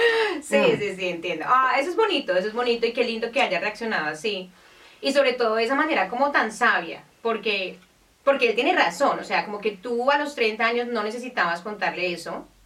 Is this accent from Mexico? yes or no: no; Colombia; nosotros venimos de Colombia